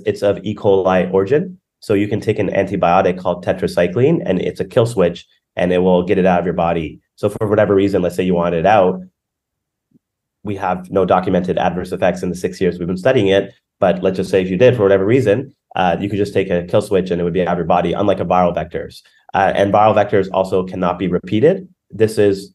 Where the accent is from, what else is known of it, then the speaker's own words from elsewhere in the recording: Canada; I'm from Canada